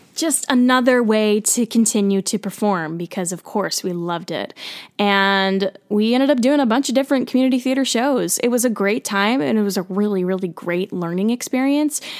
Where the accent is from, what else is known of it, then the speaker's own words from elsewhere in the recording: central New Jersey, United States; I grew up in New Jersey, central New Jersey.